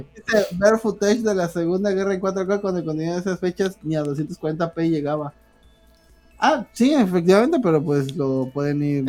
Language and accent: Spanish; Mexico; todos los mexicanos tenemos esa madre